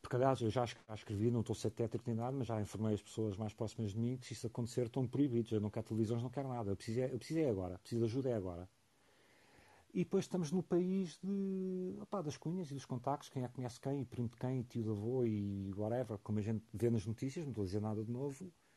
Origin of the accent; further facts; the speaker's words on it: Portugal; sim, sou orgulhosamente português